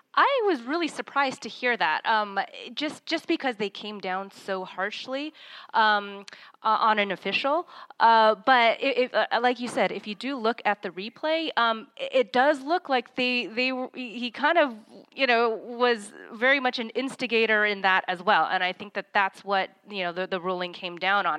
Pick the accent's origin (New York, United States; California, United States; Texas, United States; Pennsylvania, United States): California, United States; I'm born and raised in California